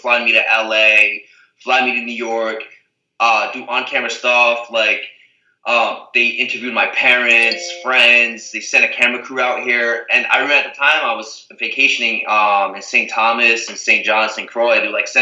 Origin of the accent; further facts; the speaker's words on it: Azores, Portugal; where I'm from, where I was born in Portugal, the Azores